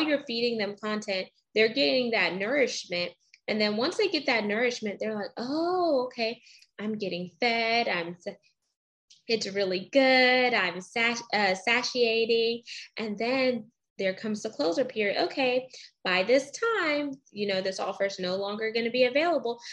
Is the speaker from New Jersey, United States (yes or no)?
no; Houston, Texas, United States; also born or lived in Baytown; I grew up in Baytown for a little bit until we moved to Houston